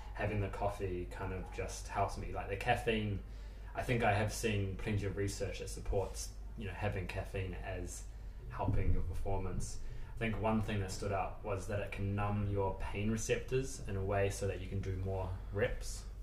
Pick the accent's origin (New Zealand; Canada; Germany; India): New Zealand; moved away as an adult; also born or lived in London; now in United Kingdom; originally, I'm from New Zealand, which is obviously the farthest place in the world from here. Um, and I grew up like a traditional Kiwi